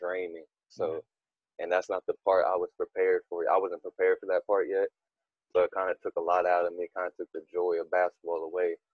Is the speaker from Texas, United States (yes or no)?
yes; Fort Worth, Texas, United States; I'm from Westside, Fort Worth